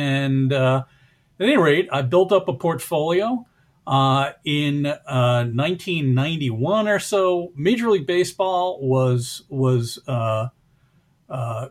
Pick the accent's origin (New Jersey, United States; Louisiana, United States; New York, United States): New York, United States; the New York area, United States; I grew up in the New York area